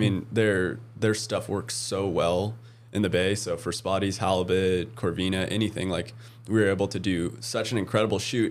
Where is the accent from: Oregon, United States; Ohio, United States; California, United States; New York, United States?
Oregon, United States; moved away; I grew up in Oregon